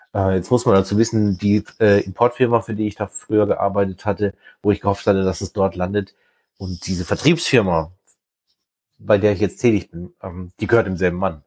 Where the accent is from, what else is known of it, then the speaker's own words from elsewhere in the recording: Black Forest, Baden-Württemberg, Germany; moved away as an adult; now in near Lüneburg, Germany; ich bin halt aus dem Schwarzwald